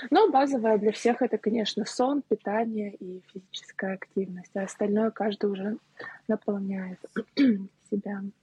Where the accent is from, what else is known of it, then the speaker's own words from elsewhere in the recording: Saint Petersburg, Russia; also born or lived in Moscow; Я живу в Москве уже три недели. Я сама из Петербурга.